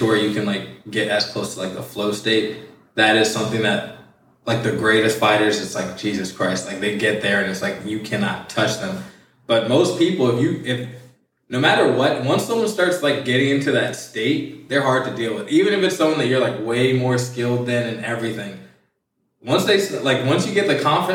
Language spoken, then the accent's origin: English; Virginia, United States; also born or lived in Milwaukee, Wisconsin; now in Florida, United States; I'm from Virginia